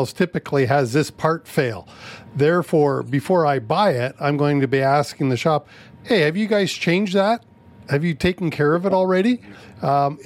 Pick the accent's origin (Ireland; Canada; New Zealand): Canada; I'm a proud Canadian